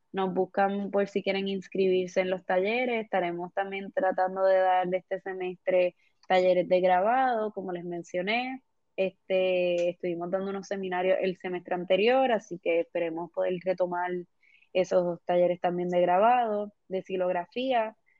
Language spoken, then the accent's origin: Spanish; Puerto Rico; como puertorriqueños